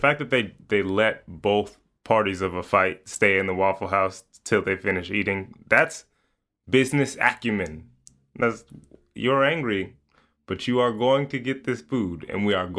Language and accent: English; Chicago, Illinois, United States; moved away; I am from Chicago and have pretty much existed on the coast since then.